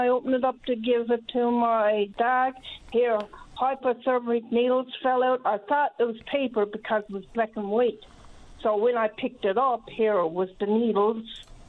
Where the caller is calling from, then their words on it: Riverhead, Newfoundland and Labrador, Canada; I'm calling from Riverhead St. Mary's.